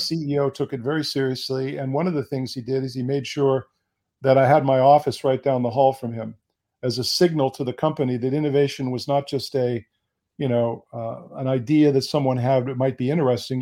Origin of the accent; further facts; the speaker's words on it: United States; also born or lived in Bonn, Germany; I was born in the United States